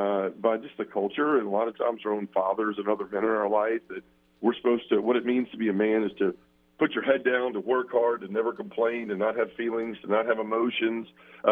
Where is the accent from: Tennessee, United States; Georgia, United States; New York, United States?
Tennessee, United States; Memphis; So I was born and raised here in Memphis. I lived my whole life. I'm 45 now, so I've been here a long time and was born and raised Baptist.